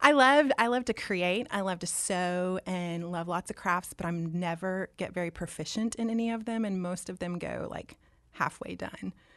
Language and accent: English; Dallas, Texas, United States; also born or lived in Auburn; I was born and raised in Dallas